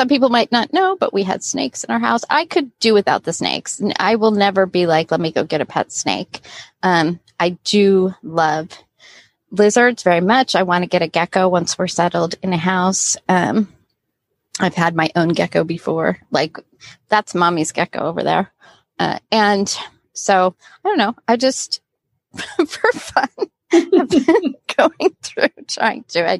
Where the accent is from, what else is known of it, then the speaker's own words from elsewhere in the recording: Southern California, United States; also born or lived in Florida; I grew up in Southern California, but we spent 3 years in Florida when I was a teenager